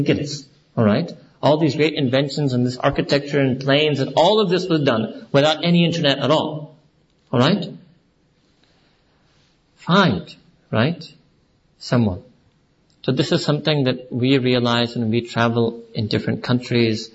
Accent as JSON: {"language": "English", "region": "New York", "country": "United States", "tie": "born or raised there", "moved": "yes", "said": "I was born and raised in New York"}